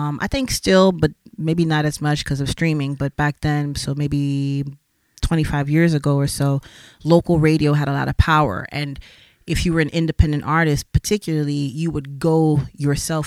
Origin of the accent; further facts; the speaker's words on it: Miami, Florida, United States; moved away as an adult; also born or lived in New York; now in Switzerland; Growing up in Miami, as I said, I was always around music and art